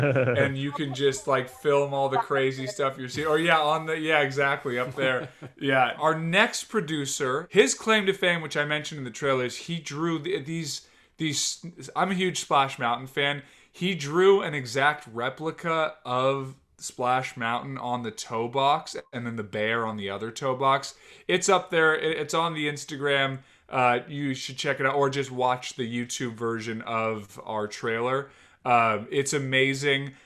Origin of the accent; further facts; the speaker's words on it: Northern California, United States; I'm from Northern California